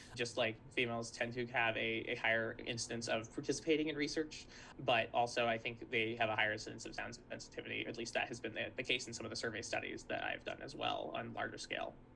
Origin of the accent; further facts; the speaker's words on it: Santa Barbara, California, United States; I grew up in Santa Barbara, California